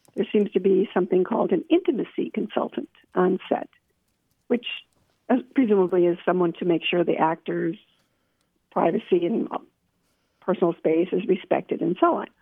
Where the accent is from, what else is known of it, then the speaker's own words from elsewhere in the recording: New Jersey, United States; moved away as an adult; also born or lived in Georgia / Tennessee; now in Spring Hill, Tennessee, United States; I was born and raised in New Jersey